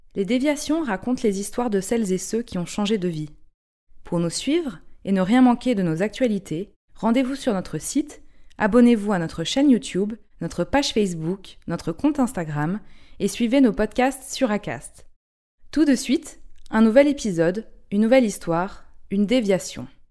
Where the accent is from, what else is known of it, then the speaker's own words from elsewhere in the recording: Nice, Provence-Alpes-Côte d'Azur, France; moved away as an adult; now in Paris, France; J'ai quitté Nice parce que j'avais besoin de liberté. Je commençais à étouffer euh, chez moi